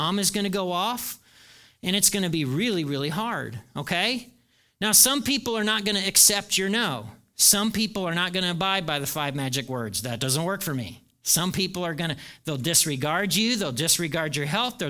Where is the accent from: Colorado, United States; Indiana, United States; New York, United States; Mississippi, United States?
Indiana, United States; moved away; I grew up in Nowhere, Indiana